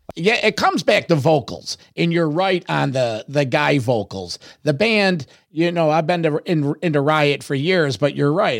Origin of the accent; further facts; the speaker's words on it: Rochester, New York, United States; I'm Rochester, New York